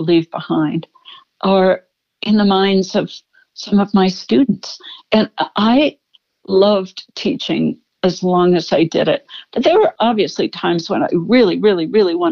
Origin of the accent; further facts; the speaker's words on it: Pittsburgh, Pennsylvania, United States; moved away; I was born in Pittsburgh